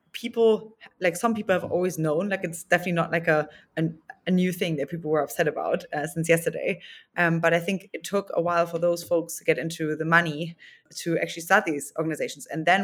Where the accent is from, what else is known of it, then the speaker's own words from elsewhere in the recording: Germany; now in United States; when I came from Germany to the Bay Area